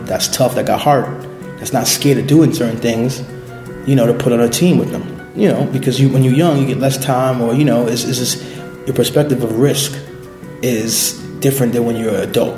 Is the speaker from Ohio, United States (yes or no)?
no; New York City, New York, United States; So I was born and raised in Brooklyn, in the Bushwick, East New York section of Brooklyn.